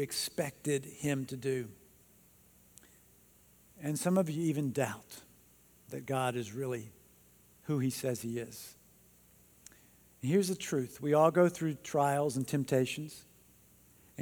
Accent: North Carolina, United States; I grew up in North Carolina.

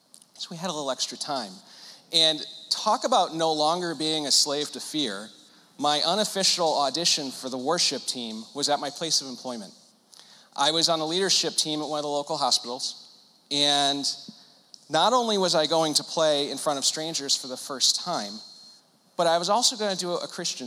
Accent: Connecticut, United States; I'm born and raised in Connecticut

